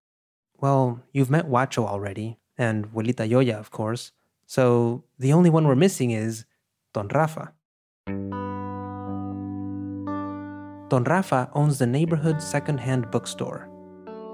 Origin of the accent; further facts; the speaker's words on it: Monterrey, Nuevo León, Mexico; now in New York, United States; I was born in Monterrey, in northeastern Mexico.